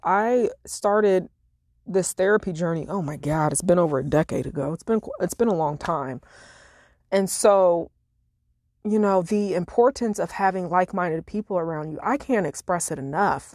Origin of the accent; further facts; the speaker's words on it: Illinois, United States; moved away; my hometown in Illinois